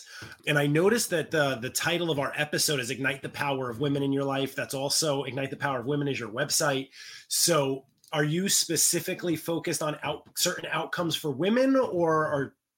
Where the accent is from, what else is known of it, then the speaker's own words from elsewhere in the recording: New York City, New York, United States; now in Westchester, United States; I'm from the Bronx. Currently live in Westchester